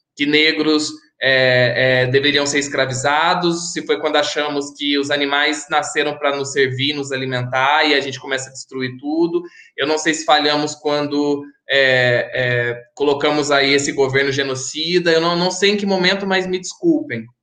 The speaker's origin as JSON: {"language": "Portuguese", "town": "Santa Rita", "country": "Brazil", "said": "minha cidade, Santa Rita"}